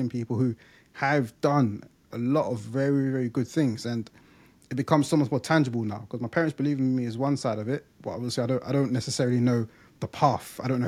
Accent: London, United Kingdom; moved away as an adult; now in Essex, United Kingdom; from East London, I grew up in Leytonstone.

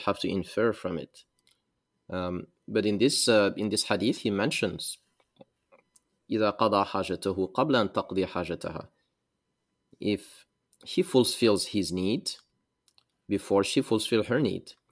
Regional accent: Mauritania; also born or lived in Senegal; I am from West Africa, a country called Mauritania. I'm, I'm, I'm also mixed from West, from Mauritania and Senegal.

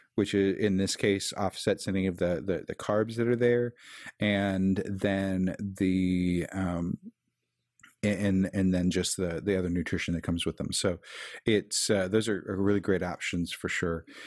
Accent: Kansas City, Missouri, United States; I'm from Kansas City

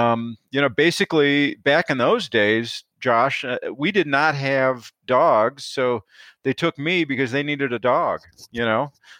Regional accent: Illinois, United States; I grew up in Northern Illinois, my dad was grew up in Northern Minnesota

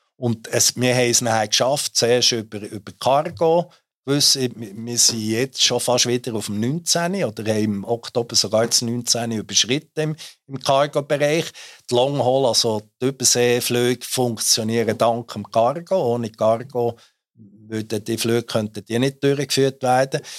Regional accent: Switzerland; ich natürlich als, als äh, Schweizer

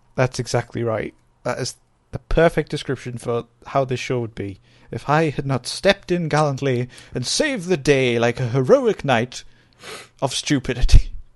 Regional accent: North East England, United Kingdom; accent: Geordie-ish; We don't, we're not classed as Geordies. We are Geordie-ish.

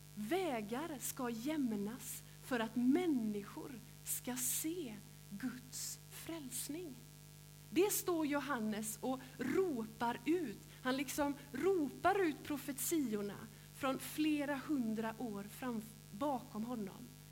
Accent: Gråbo, Västra Götaland, Sweden; now in Hulla, Sweden; där jag är uppväxt i Gråbo

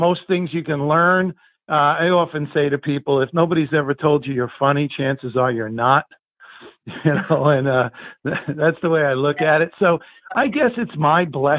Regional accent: Guttenberg, New Jersey, United States; I grew up in Guttenberg, New Jersey, in Hudson County

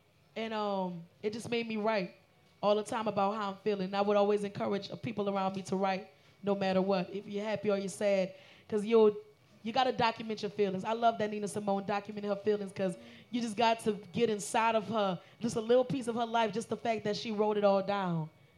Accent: New Orleans, Louisiana, United States; Because I'm from New Orleans.

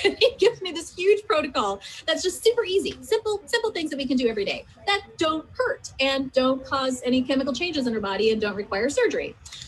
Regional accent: United States; growing up as an American

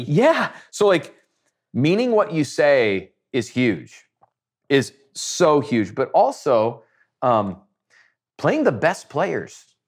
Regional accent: Nebraska, United States; I'm some nobody from Nebraska

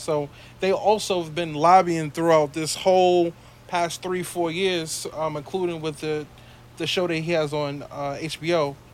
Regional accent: New York City, New York, United States; we're we're from Brooklyn

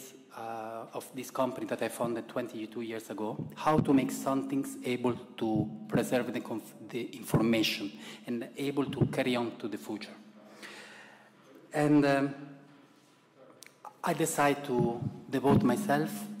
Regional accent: Italy; accent: Italian; English is a second language; you can hear from my accent that I'm very Italian

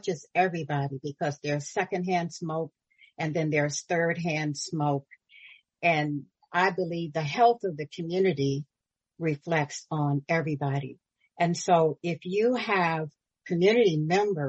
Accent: Florida, United States; now in California, United States; I'm originally from Florida

